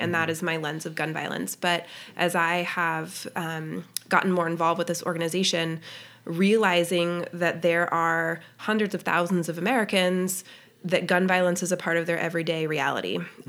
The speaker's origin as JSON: {"language": "English", "town": "Littleton", "region": "Colorado", "country": "United States", "tie": "born or raised there", "also_born_or_lived": "Boston, Massachusetts", "moved": "as an adult", "lives_now": "Lewisburg, United States", "said": "I grew up in Littleton, Colorado"}